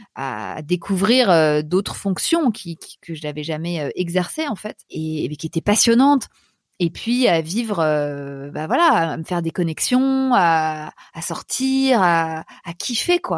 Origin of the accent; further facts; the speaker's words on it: Paris, Île-de-France, France; also born or lived in New York; je suis parisienne